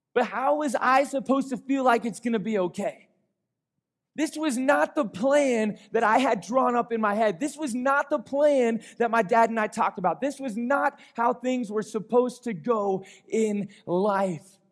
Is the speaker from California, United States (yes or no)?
no; Colorado, United States; I was born and raised here in Colorado